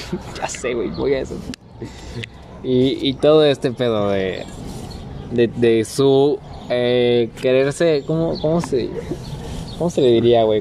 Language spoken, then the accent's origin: Spanish; Mexico; ¿Cómo somos los mexicanos?